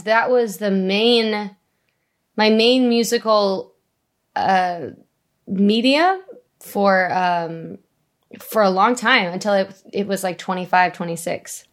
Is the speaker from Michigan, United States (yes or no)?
no; Vista, California, United States; I grew up in North County, San Diego, in, uh, Vista